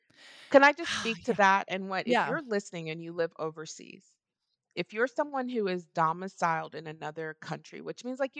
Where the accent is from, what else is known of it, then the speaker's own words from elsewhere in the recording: Texas, United States; And I am from Texas.